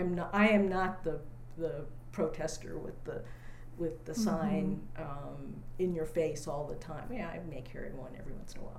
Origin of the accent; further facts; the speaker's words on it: Austin, Texas, United States; well, where are you from? I said, well, I live in Austin. I live on West 9th Street. And they said, no, that's not what we asked. We said, where are your people from? So then I say, well, I grew up there.